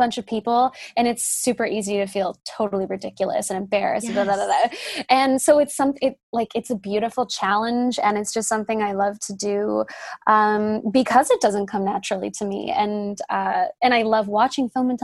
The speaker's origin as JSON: {"language": "English", "town": "Whistler", "region": "British Columbia", "country": "Canada", "tie": "born or raised there", "also_born_or_lived": "Ontario", "moved": "as an adult", "said": "the people that I know from growing up in Whistler"}